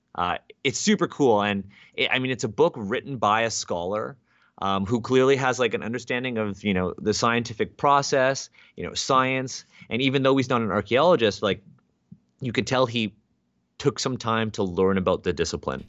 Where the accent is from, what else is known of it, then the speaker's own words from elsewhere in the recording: Canada; I'm Asian Canadian